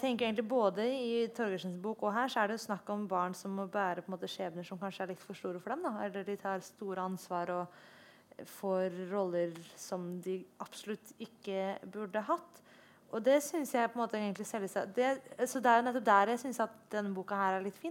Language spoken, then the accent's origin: Norwegian; Oslo, Norway; jeg er oppvokst i Oslo